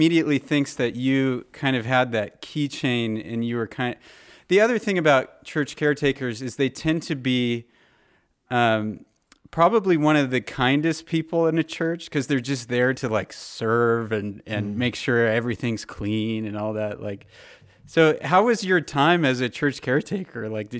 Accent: California, United States; Jordan, two California boys here. Sorry, you gotta. I agree. I grew up in Southern California.

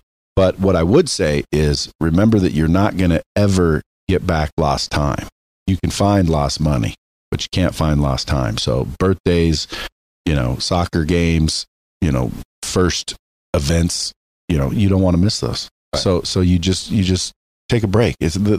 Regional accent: Oregon, United States; born or raised there

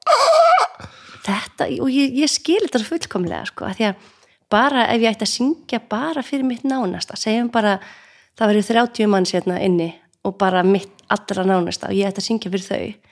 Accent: North Iceland, Iceland; moved away; við erum bæði að norðan

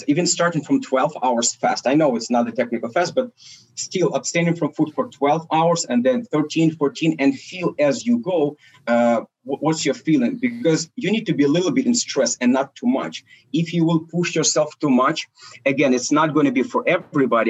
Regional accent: Ukraine; also born or lived in Soviet Union; I was born in Soviet Union and we're Russian family, which is my parents. We've been immigrated to Ukraine and that Soviet Union collapsed. So that's basically where we I've been growing up and currently located

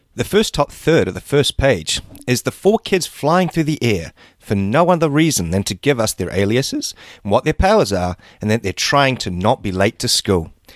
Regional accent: New Zealand; that was my very Kiwi, very New Zealand

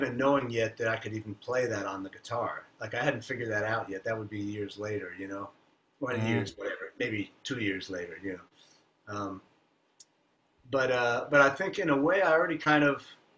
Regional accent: Miami, Florida, United States; also born or lived in New York; I was born in New York, and then we moved to Miami when I was like five or something

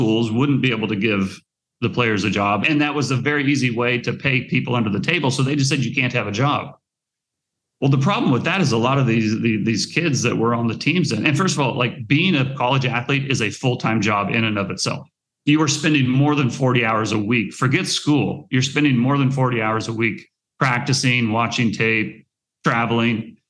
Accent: Nebraska, United States; I grew up in Nebraska

